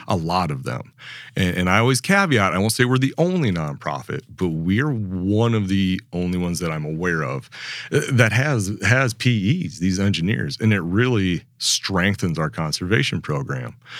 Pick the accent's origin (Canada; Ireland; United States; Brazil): United States; Upper Midwest; moved away as an adult; also born or lived in North Dakota / South Dakota; I grew up on the Mississippi River